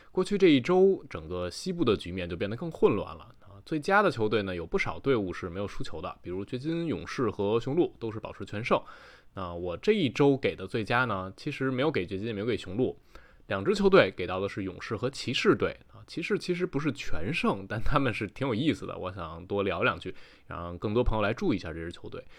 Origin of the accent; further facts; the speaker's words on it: Taichung, Taiwan; 我是…，好久不见啊！